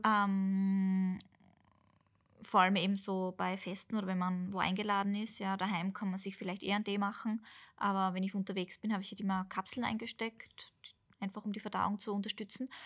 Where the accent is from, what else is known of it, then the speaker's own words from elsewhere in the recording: Austria; bei uns in Österreich